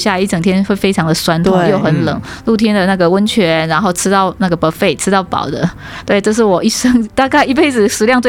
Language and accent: Chinese; Taiwan; 我们从台湾生长土生土长，没有看过雪嘛，